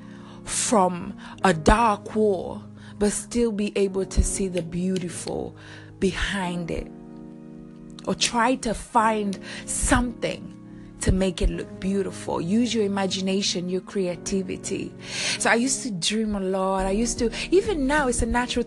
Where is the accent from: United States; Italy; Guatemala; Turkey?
Italy; also born or lived in Seychelles; I was born on the island Seychelles, growing up in Italy, different society, different way of living